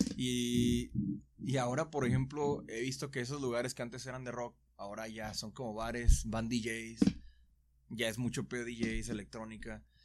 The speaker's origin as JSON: {"language": "Spanish", "town": "Guadalajara", "region": "Jalisco", "country": "Mexico", "said": "soy de Guadalajara"}